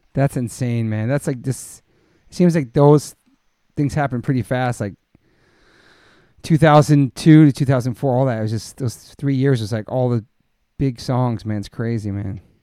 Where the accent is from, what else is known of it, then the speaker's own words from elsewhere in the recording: the East, East Coast, United States; now in Los Angeles, United States; I'm from the East